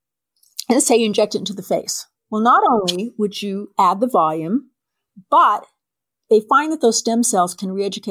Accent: San Diego, California, United States; I was born in San Diego at Mercy Hospital. And when my parents took me home, they took me home to a rural area of San Diego.

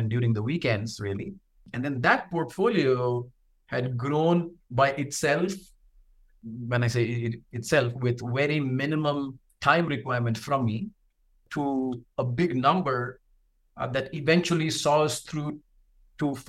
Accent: South India, India; moved away; I'm from India originally, and South India to be specific

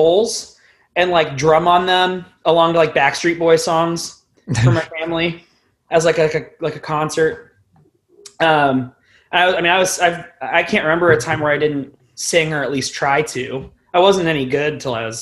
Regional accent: Westerville, Ohio, United States; also born or lived in Columbus area, Ohio; growing up in Westerville, which is the suburb that I have kind of like stayed in for the most part

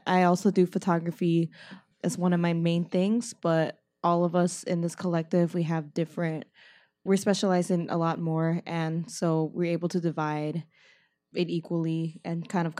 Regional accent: Chicago Southwest suburbs, Illinois, United States; I'm from Chicago, originally from the Southwest suburbs.

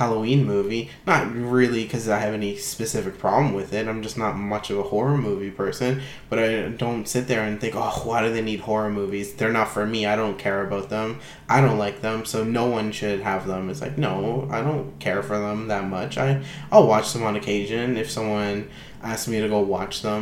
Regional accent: Canada; being Canadian

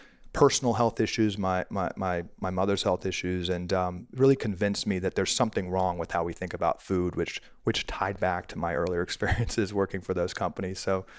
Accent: Washington, District of Columbia, United States; I was born and raised in Washington, D.C., and always dreamed of being in politics.

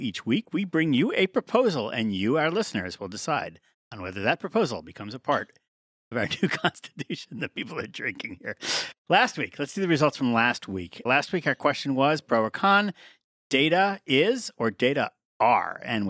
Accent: New York, United States; I know how to do this. Yeah. I know how to do this. I'm a New Yorker.

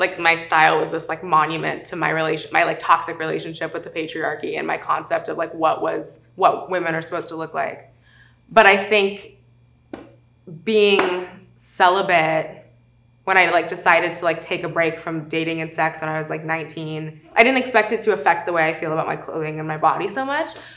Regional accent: South Lake Tahoe, California, United States; I grew up in South Lake Tahoe, overwhelmingly white, overwhelmingly conservative

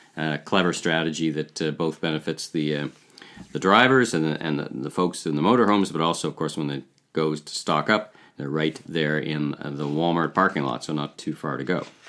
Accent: Ottawa, Ontario, Canada; I grew up in Ottawa

